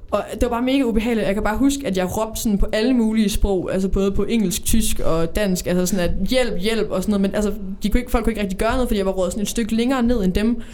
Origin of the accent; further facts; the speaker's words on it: Odense, Southern Denmark, Denmark; Jeg kommer fra Odense